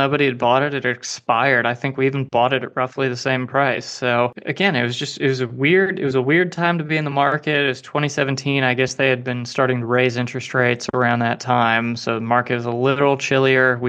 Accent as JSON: {"language": "English", "region": "Southeast", "country": "United States", "said": "I'm originally from the Southeast."}